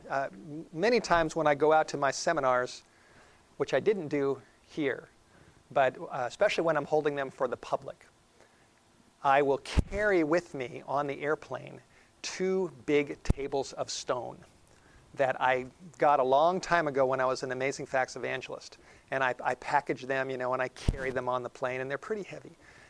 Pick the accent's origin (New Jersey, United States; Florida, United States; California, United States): California, United States; Los Angeles; I grew up in North Hollywood.